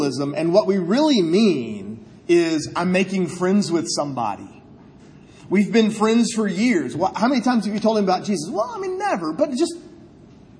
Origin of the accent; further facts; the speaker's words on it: Columbia, South Carolina, United States; growing up in Columbia